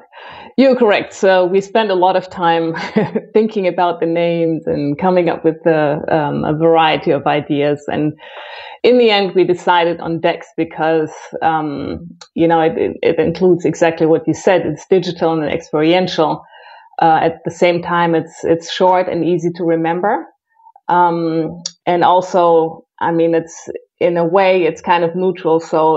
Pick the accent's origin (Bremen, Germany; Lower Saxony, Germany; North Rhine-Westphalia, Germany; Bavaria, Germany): North Rhine-Westphalia, Germany; Cologne; also born or lived in Brazil; Well, I am originally from Cologne, but I've moved around quite a bit.